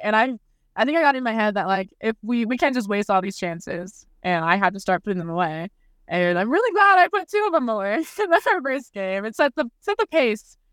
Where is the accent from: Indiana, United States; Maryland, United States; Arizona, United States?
Arizona, United States; moved away as an adult; now in Kansas, United States; Arizona, which is my hometown